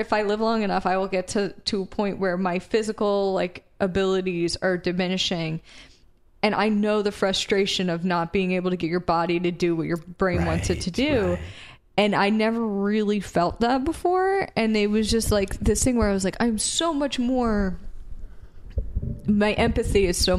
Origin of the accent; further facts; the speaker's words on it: Philadelphia, Pennsylvania, United States; So we mentioned we're from Philadelphia area, right?